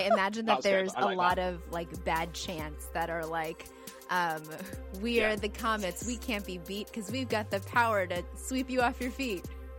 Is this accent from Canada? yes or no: no; United States; I'm American